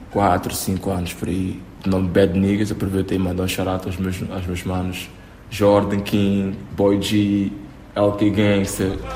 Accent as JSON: {"language": "Portuguese", "country": "São Tomé & Príncipe", "said": "É a minha terra"}